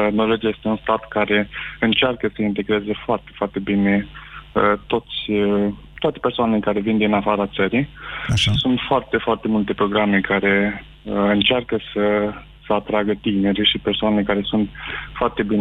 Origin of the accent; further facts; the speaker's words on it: Iași, Iași County, Romania; moved away as an adult; Uh, nu, sunt din Iași.